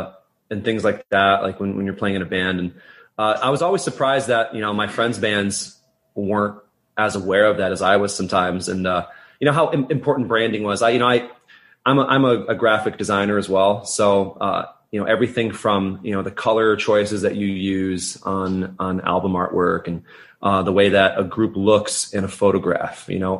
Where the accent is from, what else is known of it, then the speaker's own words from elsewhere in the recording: Saratoga, United States; But, I saw that show, in my hometown of Saratoga at the time.